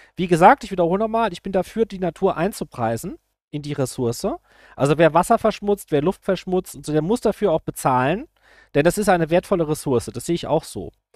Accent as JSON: {"language": "German", "region": "Rhineland-Palatinate", "country": "Germany", "said": "ich bin aus Rheinland-Pfalz"}